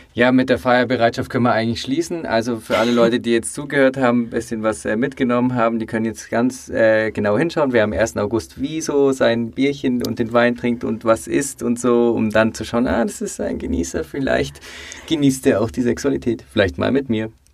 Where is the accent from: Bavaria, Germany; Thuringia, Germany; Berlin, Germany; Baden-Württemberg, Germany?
Bavaria, Germany; ich als Bayer weiß das bei uns, äh, in Bayern